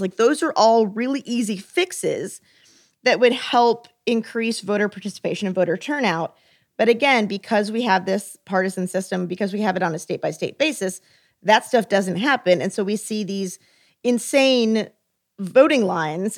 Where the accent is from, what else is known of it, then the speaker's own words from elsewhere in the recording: Texas, United States; moved away; I'm from Texas.